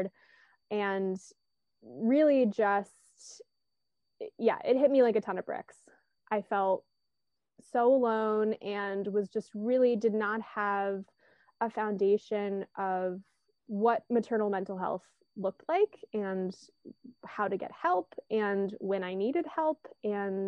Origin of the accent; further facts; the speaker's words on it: Virginia, United States; also born or lived in California; now in Baltimore, United States; I'm originally from Virginia, but I've also lived in California, and now I live in Baltimore, Maryland.